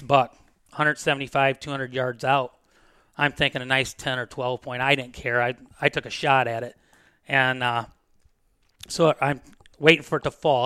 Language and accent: English; Defiance, Ohio, United States; moved away as an adult; also born or lived in Williams County, Ohio / West Unity, Ohio; I'm from Defiance. I've lived there for twenty-five years. I moved to Williams